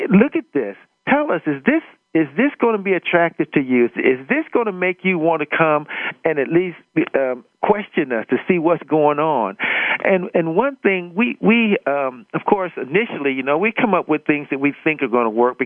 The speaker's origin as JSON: {"language": "English", "town": "Akron", "region": "Ohio", "country": "United States", "tie": "born or raised there", "moved": "as an adult", "said": "I grew up in Akron, Ohio"}